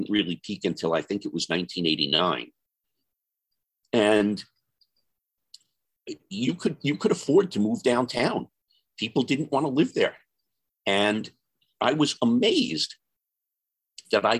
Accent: New York City, New York, United States; I was born in Bay Ridge and spent a lot of my growing up years in Bay Ridge.

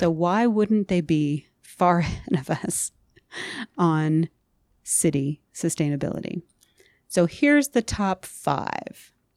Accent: Oregon, United States; I grew up in Oregon

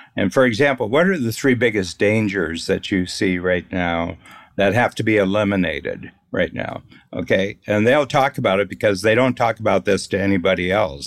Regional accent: Northern Ohio, United States; I grew up in Northern Ohio

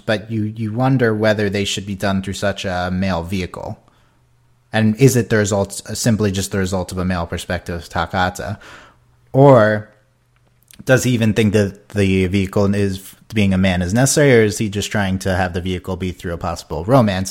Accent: United States; as an American viewer

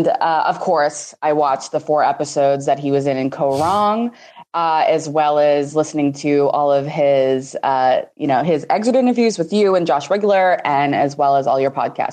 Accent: Boston, Massachusetts, United States; I will be 26 in a couple weeks. I am from Boston, Massachusetts.

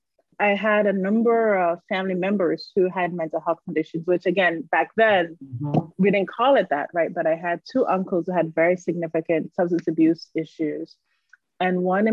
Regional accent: Barbados; moved away as an adult; I grew up in Barbados.

